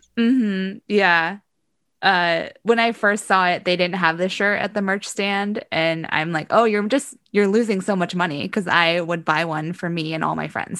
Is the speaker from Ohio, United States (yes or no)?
yes; Ohio, United States; I grew up in the Midwest. I grew up in Ohio, right next to Indiana